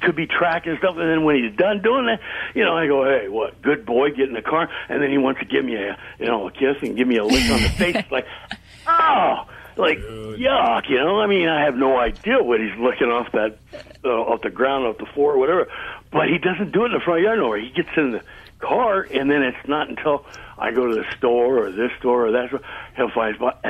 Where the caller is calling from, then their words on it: Cypress, California, United States; I'm calling from Cypress, California.